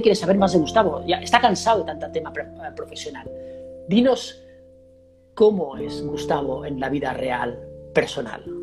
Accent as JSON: {"language": "Spanish", "town": "Girona", "region": "Catalonia", "country": "Spain", "tie": "born or raised there", "said": "Girona, en mi tierra natal."}